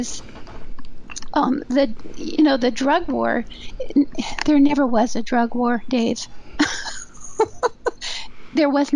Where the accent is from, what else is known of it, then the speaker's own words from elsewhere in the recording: Southern California, United States; also born or lived in New Mexico; I'm from Southern California